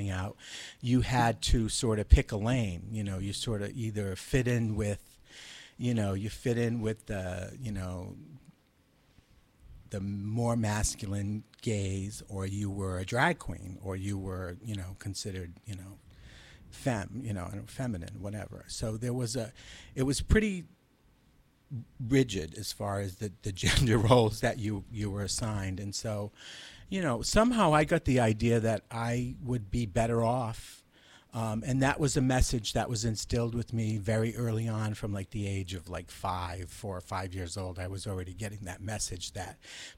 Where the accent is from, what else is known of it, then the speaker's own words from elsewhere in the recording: Providence, Rhode Island, United States; also born or lived in Massachusetts; Well, I grew up in Providence, Rhode Island. I actually was born in Massachusetts, and we moved to Providence when I was five